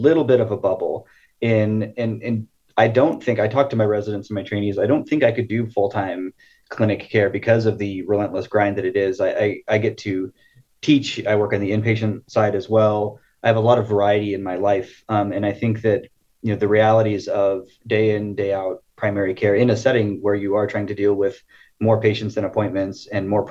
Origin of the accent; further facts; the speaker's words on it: Siskiyou County, California, United States; I grew up in Siskiyou County.